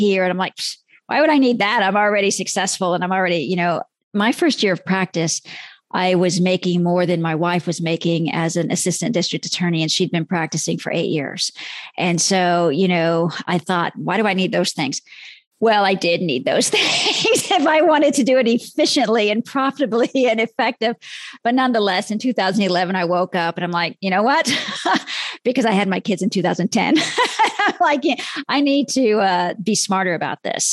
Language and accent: English; Texas, United States; I'm from Texas